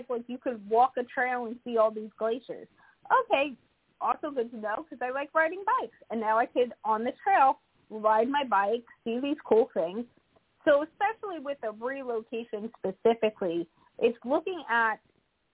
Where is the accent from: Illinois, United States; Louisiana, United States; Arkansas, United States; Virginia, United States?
Arkansas, United States; now in New Jersey, United States; I was born in Arkansas